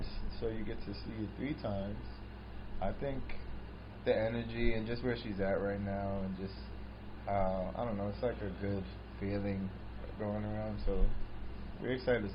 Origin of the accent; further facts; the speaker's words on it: New York City, New York, United States; moved away as an adult; now in Los Angeles, United States; I grew up in New York, born and raised from the Bronx